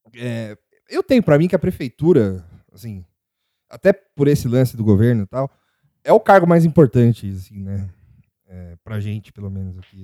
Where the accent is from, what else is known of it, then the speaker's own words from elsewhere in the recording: São Paulo, Brazil; a gente é de São Paulo